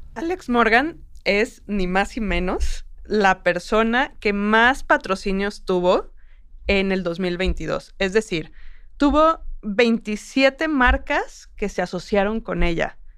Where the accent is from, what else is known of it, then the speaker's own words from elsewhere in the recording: Mexico; como mujer mexicana